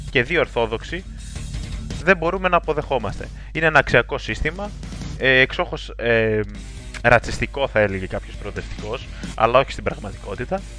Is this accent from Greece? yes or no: yes; Greece; Οπότε προφανώς το Ισραήλ δεν είναι μια επιλογή την οποία θα μπορούσαμε συνειδητά ως Έλληνες εθνικιστές να επιλέξουμε.